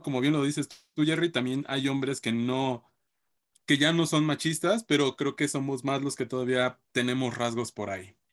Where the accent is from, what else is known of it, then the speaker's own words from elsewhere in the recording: Mexico; nos encontramos como sociedad mexicana